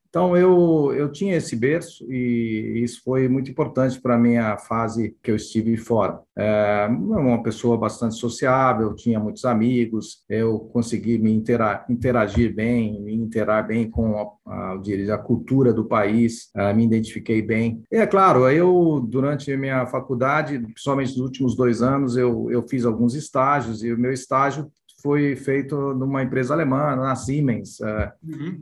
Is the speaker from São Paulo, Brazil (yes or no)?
yes; Campinas, São Paulo, Brazil; also born or lived in Recife, Pernambuco; eu nasci em Recife, eu sou da minha família é de Recife e Pernambuco, mas meus pais foram transferidos para cá no início dos anos 60, então eu praticamente fui criado em Campinas